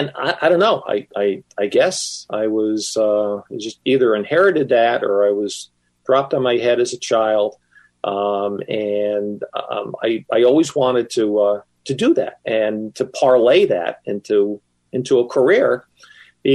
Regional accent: Stamford, Connecticut, United States; my hometown paper, the Stamford Advocate

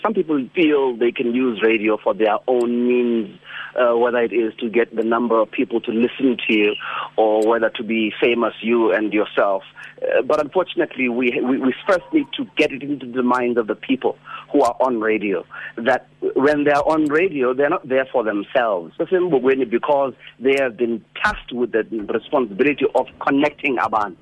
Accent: Mthatha, Eastern Cape, South Africa; also born or lived in King William's Town; I was born and bred in Umtata

